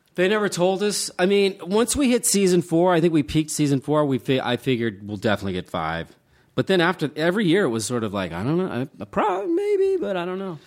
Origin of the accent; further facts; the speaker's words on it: Charleston, West Virginia, United States; moved away; I grew up in Charleston, West Virginia